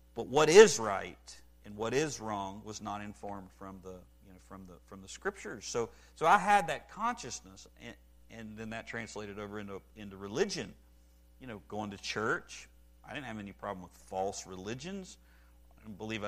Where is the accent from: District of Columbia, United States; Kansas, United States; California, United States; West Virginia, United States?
West Virginia, United States; I grew up in West Virginia